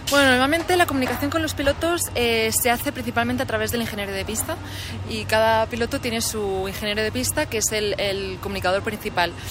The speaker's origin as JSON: {"language": "Spanish", "country": "Spain", "tie": "born or raised there", "said": "Yo soy originaria de España y como sabéis está Fernando Alonso y cuando era pequeña pues eh, todos lo seguíamos en Fórmula 1."}